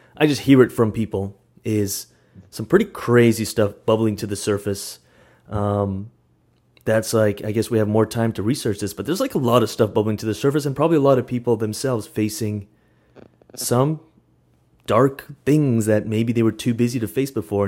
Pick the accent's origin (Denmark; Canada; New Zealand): Canada; now in Vancouver, Canada; we're, we're Canadian